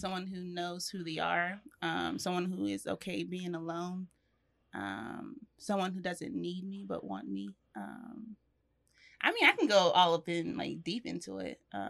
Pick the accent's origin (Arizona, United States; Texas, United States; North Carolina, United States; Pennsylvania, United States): North Carolina, United States; Charlotte; I'm originally from Charlotte. I'm a photographer and artist here in Charlotte. I got a business called JL Experience Art and Photography, and I'm 24 years old.